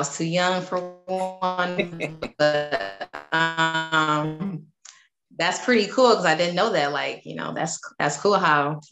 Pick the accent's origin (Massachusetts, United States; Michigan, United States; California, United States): Michigan, United States; Detroit; I'm from Detroit, Michigan. So that was my area code growing up.